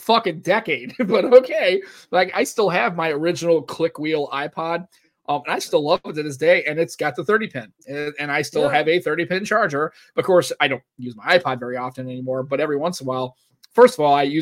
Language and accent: English; United States; as an American